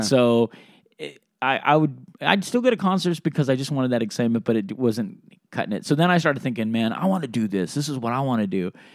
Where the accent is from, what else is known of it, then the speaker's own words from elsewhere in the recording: Sacramento, California, United States; also born or lived in Reno; I was born in Sacramento